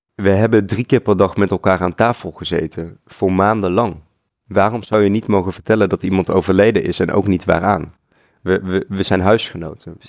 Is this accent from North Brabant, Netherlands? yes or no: yes; North Brabant, Netherlands; moved away as an adult; also born or lived in Eindhoven, Netherlands; now in Utrecht, Netherlands; Ik ben opgegroeid in Brabant.